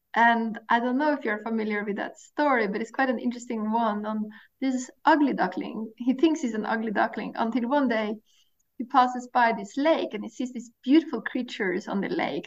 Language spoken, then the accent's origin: English; Norway; I grew up in Norway and I grew up on the coast of Norway